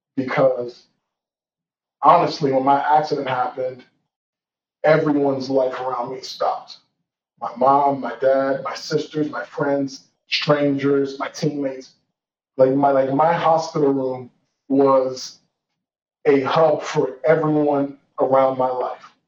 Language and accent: English; Georgia, United States; moved away as an adult; also born or lived in Washington, D.C. / Nigeria / Tulsa, Oklahoma; where I was born in D.C., where I grew up in Georgia, where I you know spent some formative years in Nigeria